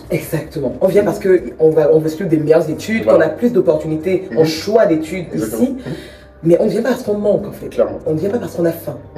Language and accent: French; Cameroon; accent: Cameroonian; now in France; Et mon accent, mhm. du camère, mhm. c'est